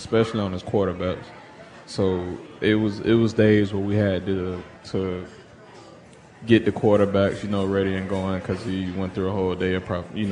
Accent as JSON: {"language": "English", "town": "Atlanta", "region": "Georgia", "country": "United States", "tie": "born or raised there", "moved": "as an adult", "lives_now": "Seattle, United States", "said": "growing up in Atlanta"}